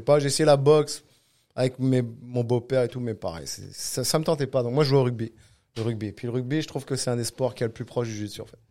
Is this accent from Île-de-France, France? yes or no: no; Cannes, Provence-Alpes-Côte d'Azur, France; now in Quebec, Canada; Je viens de Cannes, du sud de la France.